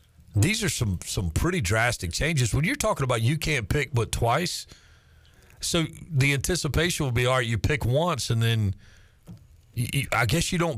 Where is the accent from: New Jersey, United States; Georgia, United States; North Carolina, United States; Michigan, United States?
North Carolina, United States; Charlotte; growing up in Charlotte